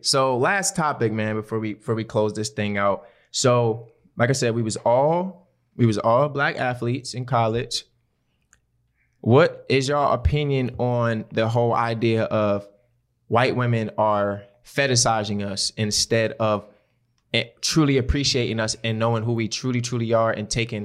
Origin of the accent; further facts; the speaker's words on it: Baltimore, Maryland, United States; I'm from West Baltimore. My people stay on the motherfucking east side.